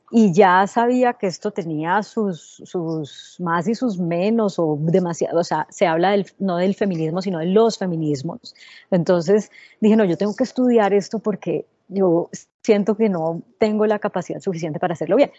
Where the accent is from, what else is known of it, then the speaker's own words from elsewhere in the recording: Colombia; moved away as an adult; also born or lived in United States; cuando yo regresé a Colombia hace 10 años, después de vivir en Estados Unidos 8 años trabajando en CNN en español